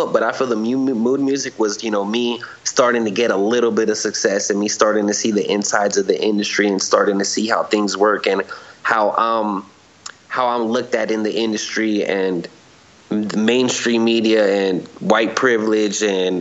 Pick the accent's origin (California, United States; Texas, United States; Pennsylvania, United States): California, United States; growing up in the streets, growing up in California